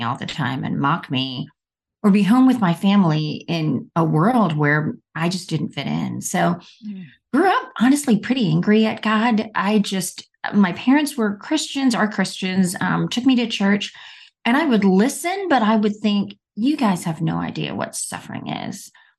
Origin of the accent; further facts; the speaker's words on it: India; born there; Well, I was born in India, and I got polio when I was 3 months old.